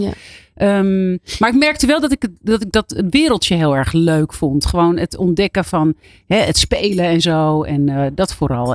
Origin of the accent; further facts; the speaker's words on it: Abcoude, Utrecht, Netherlands; ik kwam uit Apkoude, dus dat is eigenlijk vlakbij Amsterdam